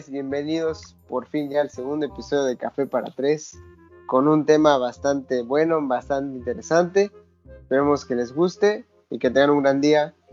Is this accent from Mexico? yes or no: yes; Mexico